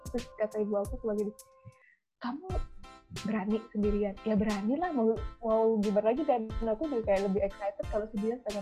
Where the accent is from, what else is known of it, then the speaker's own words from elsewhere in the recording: Jombang, East Java, Indonesia; mungkin akan bilang kamu kerja deket-deket aja lah misalnya contoh di Surabaya karena aku dari Jombang ya